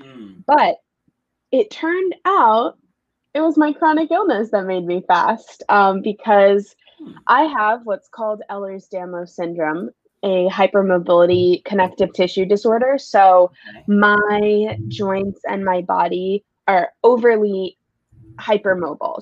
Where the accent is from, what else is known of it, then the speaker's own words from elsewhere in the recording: New York City, New York, United States; also born or lived in Los Angeles, California; It's my home. Uh, born and raised here